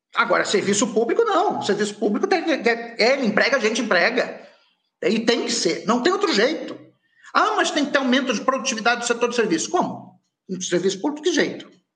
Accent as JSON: {"language": "Portuguese", "region": "Rio de Janeiro", "country": "Brazil", "tie": "born or raised there", "said": "eu sou nascido no Rio de Janeiro"}